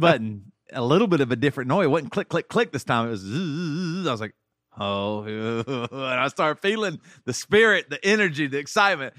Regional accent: Greenville, South Carolina, United States; now in Tennessee, United States; I always think of South Carolina's home, and I grew up in Greenville, South Carolina

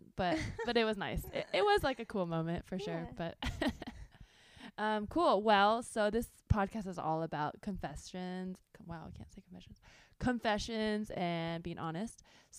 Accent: California, United States; now in Los Angeles, United States; Well, I grew up in the Bay Area, but I lived in LA for 3 years.

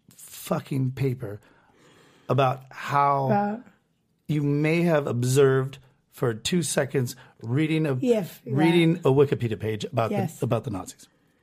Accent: United States; We're American.

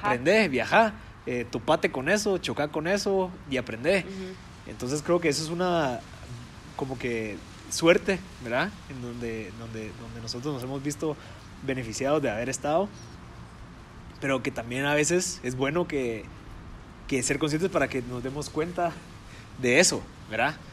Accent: Guatemala

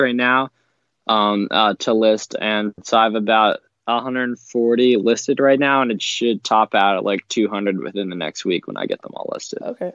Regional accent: Pennsylvania, United States; I'm from Pennsylvania

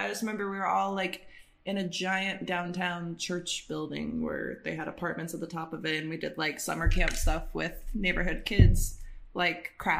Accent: Michigan, United States; I grew up in Michigan, but I had like family in New York State, not in like Manhattan area

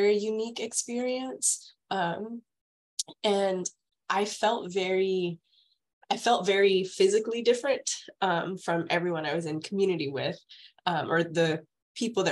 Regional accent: San Antonio, Texas, United States; also born or lived in Houston, Texas; I'm from Texas. I've kind of lived in a bunch of different major cities in Texas, but I grew up in San Antonio

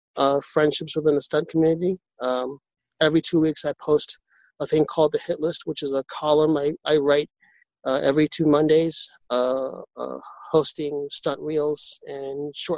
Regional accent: New York City, New York, United States; I was born and raised in New York City. I'm a New York City native

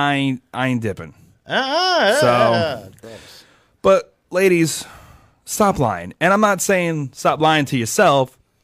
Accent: Philadelphia, Pennsylvania, United States; I'm from Philadelphia.

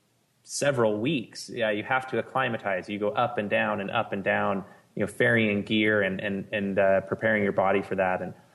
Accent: Southern California, United States; moved away as an adult; also born or lived in Provo, Utah; I grew up in Southern California in a family that loved backpacking.

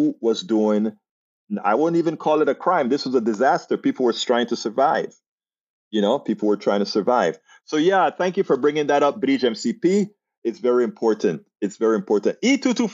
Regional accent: United States; I am an American

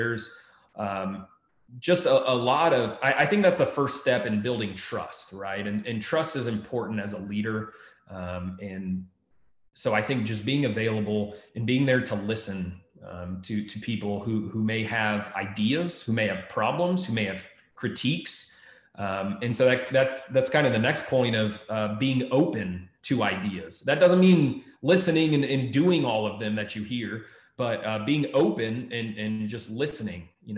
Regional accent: Texas, United States; also born or lived in Maryland; now in Ohio, United States; And I came from Texas, before that Maryland. I'm still in my first year in Ohio.

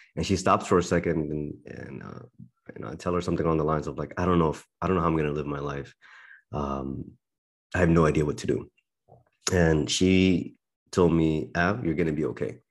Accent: Berlin, Germany; moved away; I was born and raised in Berlin, Germany

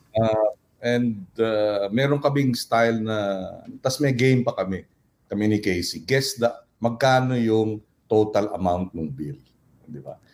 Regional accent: Pampanga, Philippines; kapampangan ako, we're very clannish

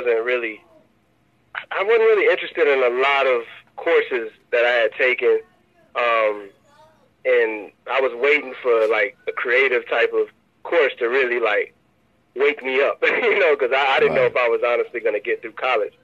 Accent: Tallahassee, Florida, United States; Tallahassee being my hometown

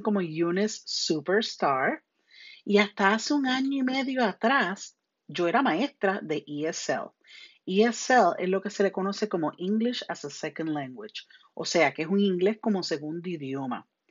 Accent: Puerto Rico; first language Spanish; now in United States; Yo soy de Puerto Rico.

